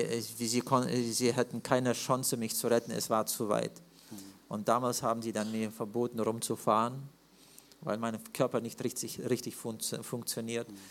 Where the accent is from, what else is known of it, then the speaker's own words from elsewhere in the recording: Siberia, Russia; im Norden bei uns in Sibirien